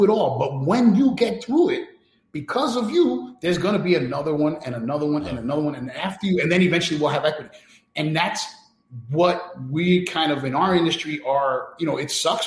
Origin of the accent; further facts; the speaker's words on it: New York City, New York, United States; I grew up in New York City, where Malcolm X was praised as a hero in school